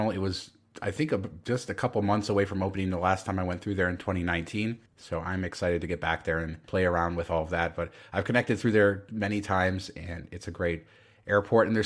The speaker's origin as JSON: {"language": "English", "town": "Las Vegas", "region": "Nevada", "country": "United States", "tie": "born or raised there", "said": "my hometown"}